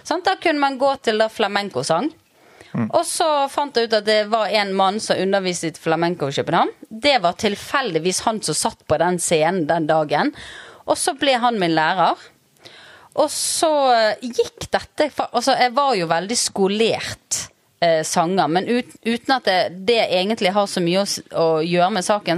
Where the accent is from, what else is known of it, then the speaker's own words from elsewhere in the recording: Bergen, Vestland, Norway; moved away as an adult; now in Ustaoset, Norway; Jeg er født i Sør Skogvei.